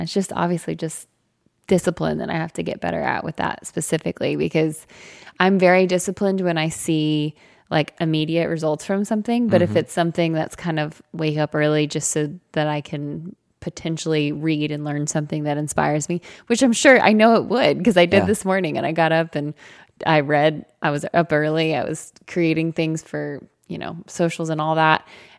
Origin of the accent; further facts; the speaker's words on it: the South, United States; We're from the South.